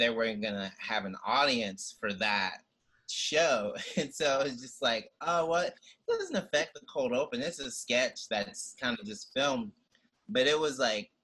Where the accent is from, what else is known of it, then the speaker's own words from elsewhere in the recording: the South, United States; now in New York City, United States; as a Southerner